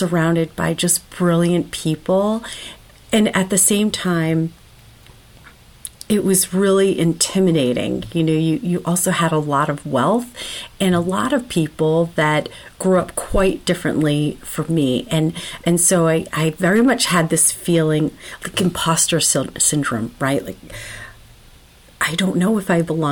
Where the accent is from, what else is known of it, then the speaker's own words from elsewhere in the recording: Worcester, Massachusetts, United States; I grew up in Worcester, Massachusetts, which is a post-industrial town